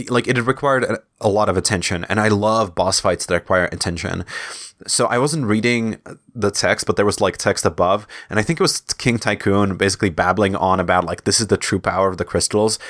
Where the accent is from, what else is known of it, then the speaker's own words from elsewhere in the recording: Czechia; my home country, in Czech Republic